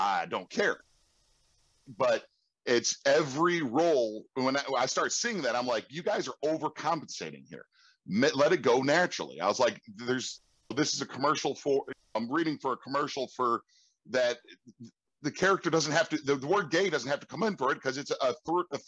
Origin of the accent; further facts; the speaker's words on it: Chicago, Illinois, United States; I grew up on the South Side of Chicago